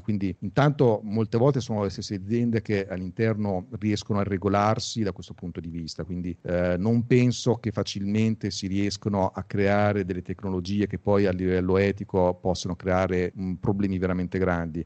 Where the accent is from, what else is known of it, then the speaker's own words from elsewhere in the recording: Pesaro, Marche, Italy; io sono di Pesaro, qua c'era un distretto mobiliare